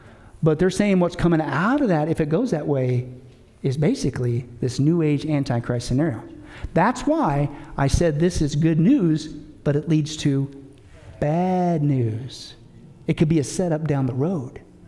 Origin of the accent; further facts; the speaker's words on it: Canada; I, even as a Canadian, I wouldn't even mind if we would all come together as countries in North America.